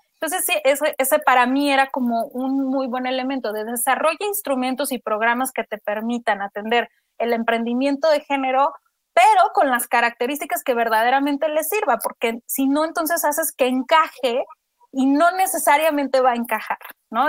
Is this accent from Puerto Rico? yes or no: no; Mexico